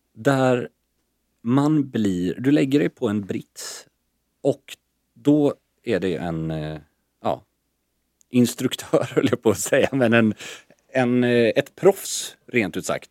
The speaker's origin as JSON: {"language": "Swedish", "country": "Sweden", "also_born_or_lived": "Stockholm", "said": "som svensk icke-bastare"}